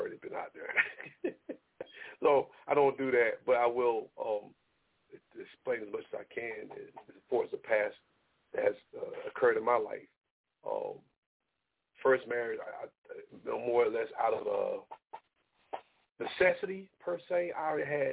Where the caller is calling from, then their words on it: South Carolina, United States; I'm calling from South Carolina